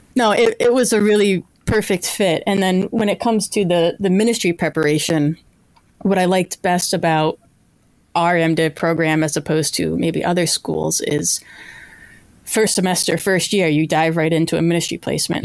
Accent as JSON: {"language": "English", "region": "Connecticut", "country": "United States", "tie": "born or raised there", "also_born_or_lived": "Massachusetts / Indiana", "moved": "as an adult", "said": "I grew up in Connecticut"}